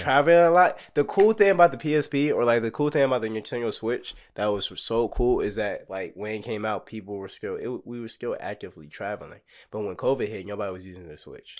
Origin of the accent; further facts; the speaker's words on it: Texas, United States; I'm from Texas.